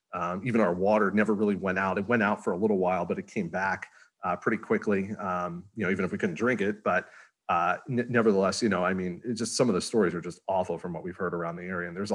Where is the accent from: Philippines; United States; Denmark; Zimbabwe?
United States; Northeast; And of course, I'm from the Northeast. I'm getting excited. It's going to snow.